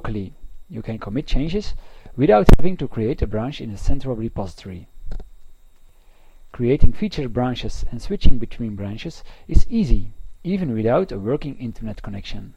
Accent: Belgium; I am from Belgium.

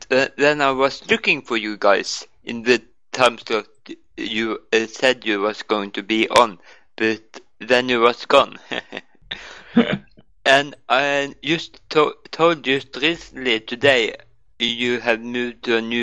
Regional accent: Norway

